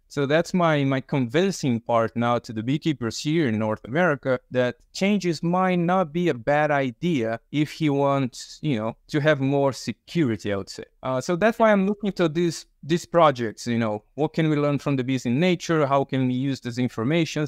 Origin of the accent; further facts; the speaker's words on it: Brazil; moved away; I'm from Brazil.